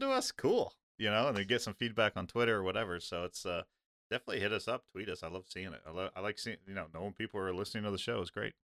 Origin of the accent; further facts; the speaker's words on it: Midwest, United States; I grew up in the Midwest